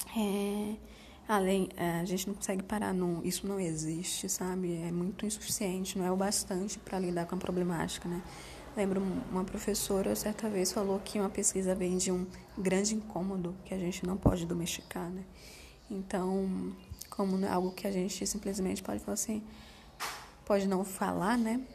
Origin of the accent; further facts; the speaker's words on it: Salvador, Bahia, Brazil; moved away; also born or lived in Southeast Brazil; o fato de eu ser uma nordestina de Salvador, que mudou para o Sudeste né, no início de 2000